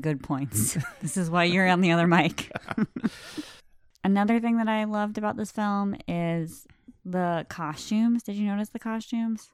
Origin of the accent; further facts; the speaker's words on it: United States; I am thoroughly American